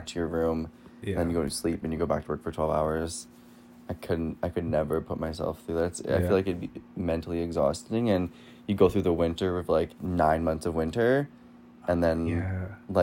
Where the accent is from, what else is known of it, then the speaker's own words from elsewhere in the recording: Yellowknife, Northwest Territories, Canada; I was born in Yellowknife.